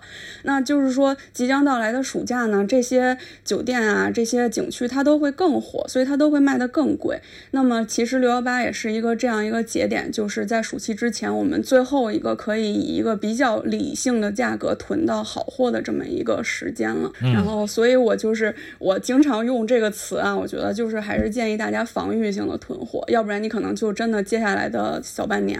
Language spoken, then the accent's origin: Chinese; China; 但是呢，我们就是中国人的这个旺盛的出游需求，它它没有办法出境